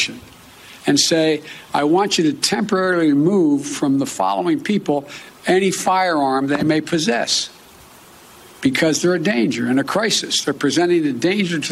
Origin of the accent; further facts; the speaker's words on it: Delaware, United States; my home state of Delaware